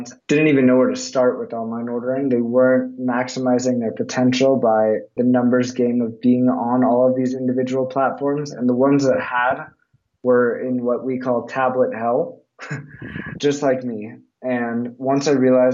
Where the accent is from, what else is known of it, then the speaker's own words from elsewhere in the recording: Los Angeles, California, United States; I grew up in Los Angeles, fourth generation of Canter's Deli